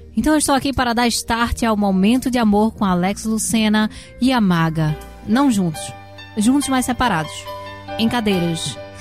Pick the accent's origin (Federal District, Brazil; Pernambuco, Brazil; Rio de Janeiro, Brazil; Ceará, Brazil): Pernambuco, Brazil; moved away as an adult; Voltar para minha terrinha